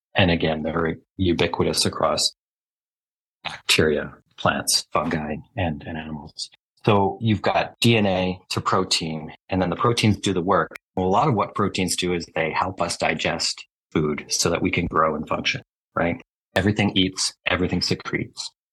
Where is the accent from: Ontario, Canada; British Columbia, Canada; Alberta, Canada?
Alberta, Canada; also born or lived in Halifax, Nova Scotia; I was raised in Alberta, but I was born in uh, Nova Scotia. So, okay. I was born in Halifax. Yeah, I came here, but I came here when I was four. So, I'm more or less Albertan.